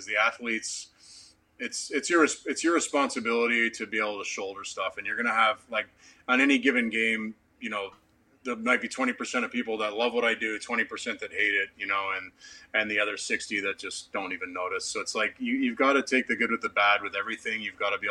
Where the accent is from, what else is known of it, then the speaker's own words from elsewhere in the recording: Canada; for a Canadian kid